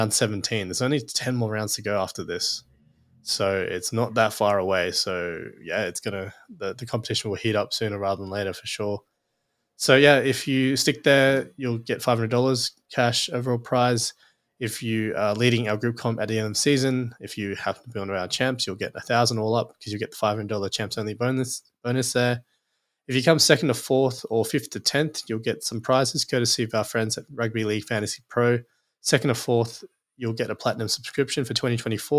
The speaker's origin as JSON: {"language": "English", "region": "Queensland", "country": "Australia", "said": "as a Queenslander"}